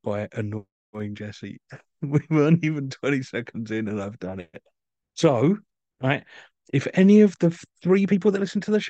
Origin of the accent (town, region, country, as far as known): United Kingdom